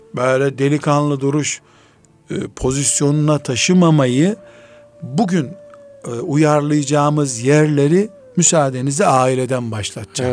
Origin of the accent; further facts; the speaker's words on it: Black Sea Region, Turkey; ben Karadenizliyim.